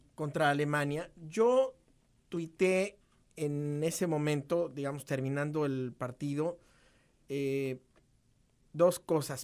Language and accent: Spanish; Mexico; somos los mexicanos